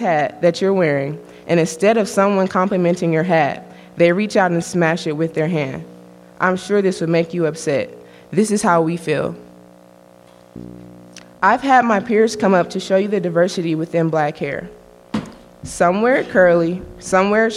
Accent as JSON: {"language": "English", "town": "Fort Wayne", "region": "Indiana", "country": "United States", "tie": "born or raised there", "said": "I was born and raised in Indiana"}